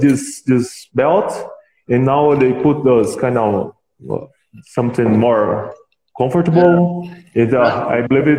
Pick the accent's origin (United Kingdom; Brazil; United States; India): Brazil; We are from Brazil